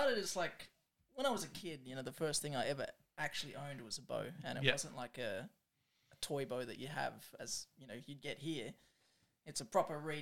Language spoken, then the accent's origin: English; Adelaide, South Australia, Australia; also born or lived in Papua New Guinea; I'm from Adelaide, really, and, was born here, moved back to New Guinea, spent a few years over there as a kid, and then came back here when my sister was born, and, I've been here ever since